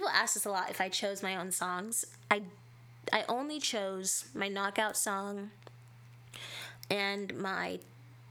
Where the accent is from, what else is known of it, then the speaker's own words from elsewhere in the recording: California, United States; I am from California, so as someone who is literally from the place where most of this happens